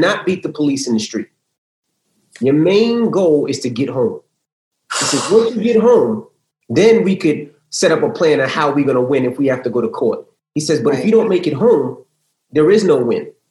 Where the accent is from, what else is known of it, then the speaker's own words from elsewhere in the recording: New York City, New York, United States; as a kid growing up in Queens